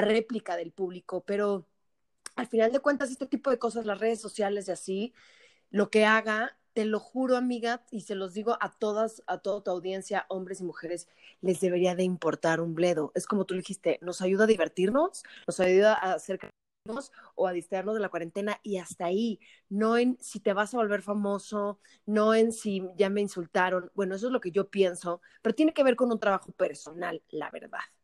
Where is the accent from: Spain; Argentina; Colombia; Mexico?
Mexico; como buenos mexicanos que somos